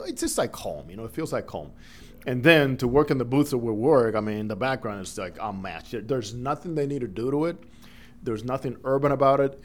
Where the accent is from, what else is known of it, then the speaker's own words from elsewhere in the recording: Dominican Republic; first language Spanish; English is a second language; moved away as an adult; I grew up in the Dominican Republic. I was born there, and all through high school, I went to school in the Dominican Republic